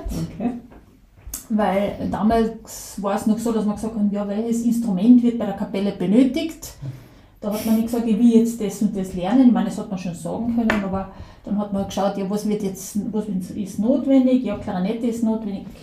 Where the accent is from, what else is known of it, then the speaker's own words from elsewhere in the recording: Carinthia, Austria; Also ich bin aufgewachsen in Oberkärnten im Mölltal, äh, also in einer total ländlichen Region. Äh, bin in Osttirol, in Lienz zur Schule gegangen